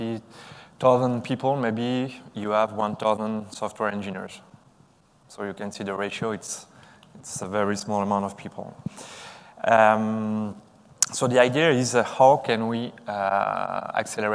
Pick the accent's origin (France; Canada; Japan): France; I'm from France